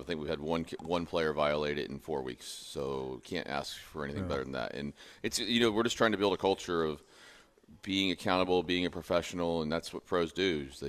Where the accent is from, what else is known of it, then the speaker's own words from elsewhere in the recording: Clearwater, Florida, United States; When I grew up in Clearwater, I'd have loved it in St. Pete.